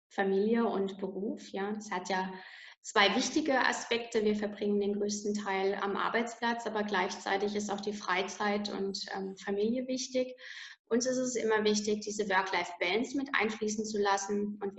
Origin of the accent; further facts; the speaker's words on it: Landau in der Pfalz, Rhineland-Palatinate, Germany; Also ich komme hier aus der schönen Pfalz, ähm, um genau zu sagen aus Landau in der Pfalz.